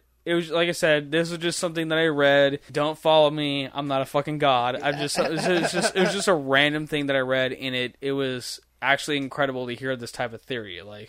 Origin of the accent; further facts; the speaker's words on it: United States; as an American.